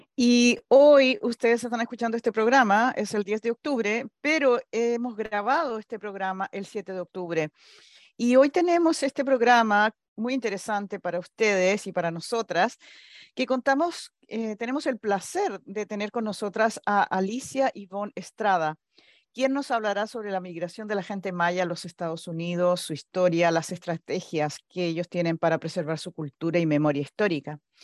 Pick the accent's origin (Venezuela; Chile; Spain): Chile; now in United States; como inmigrante, yo soy chilena